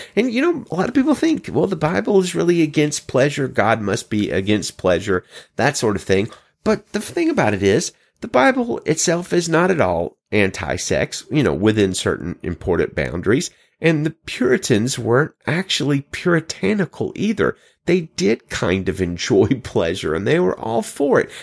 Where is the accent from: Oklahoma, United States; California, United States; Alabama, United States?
Alabama, United States; Birmingham; moved away; I'm actually from Birmingham, Alabama